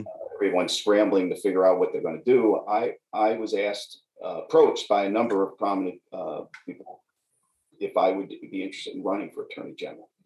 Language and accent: English; New York, United States; I'm a New Yorker. I grew up here